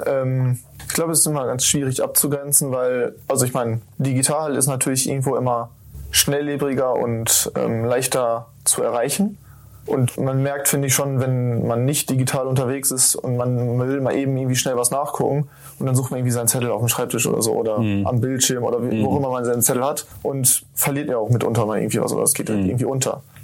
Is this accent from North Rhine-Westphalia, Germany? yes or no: yes; Lemgo, North Rhine-Westphalia, Germany; moved away as an adult; now in Bielefeld, Germany; in Lemgo, ich komme aus Lemgo